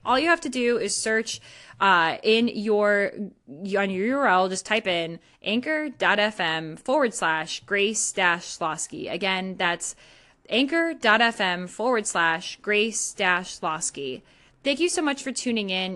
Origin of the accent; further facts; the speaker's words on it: Northeast, United States; I don't say y'all. I'm from the Northeast.